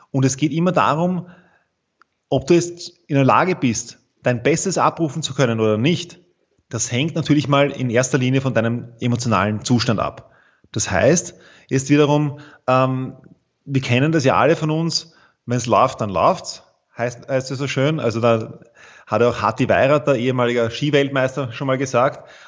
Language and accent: German; Vienna, Austria; ich bin aus Wien, so wie du.